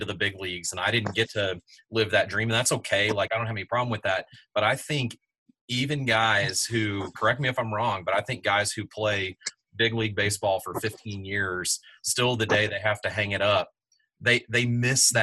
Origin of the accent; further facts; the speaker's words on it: Austin, Texas, United States; I grew up in Austin